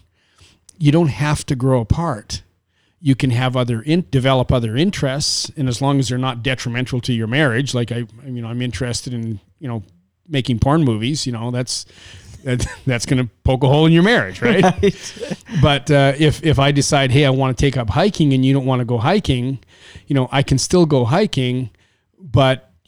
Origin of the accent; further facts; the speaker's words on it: Canada; I was born and raised in Canada